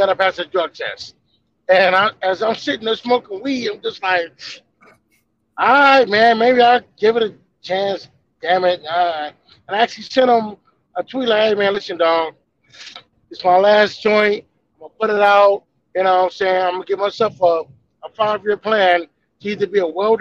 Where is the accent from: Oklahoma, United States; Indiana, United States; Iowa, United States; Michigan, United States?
Michigan, United States; Detroit; moved away; also born or lived in Austin, Texas / Denver; I'm originally from Detroit.